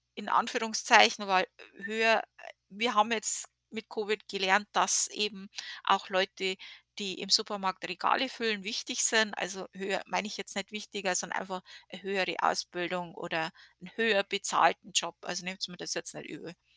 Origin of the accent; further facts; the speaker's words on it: Germany; now in United States; wir als Deutsche